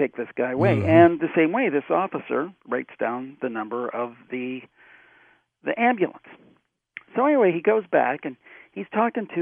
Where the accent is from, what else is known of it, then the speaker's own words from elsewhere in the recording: Cleveland, Ohio, United States; That's my hometown, Cleveland